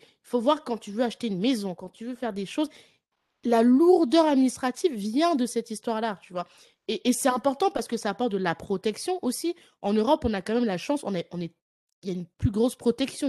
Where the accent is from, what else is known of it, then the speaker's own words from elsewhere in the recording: France; now in Ireland; je suis de France, même si je vis en Irlande